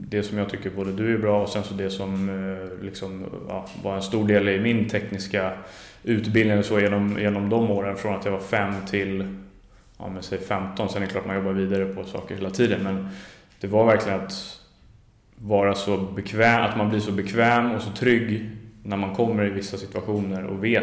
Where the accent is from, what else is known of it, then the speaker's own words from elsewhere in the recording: Stockholm, Stockholm County, Sweden; jag är född och uppvuxen i Djurgården